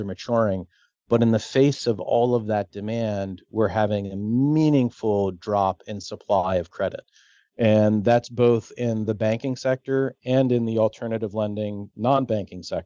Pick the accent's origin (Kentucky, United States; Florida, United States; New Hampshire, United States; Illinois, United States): Florida, United States; I spend most of my life in Florida. I grew up in Florida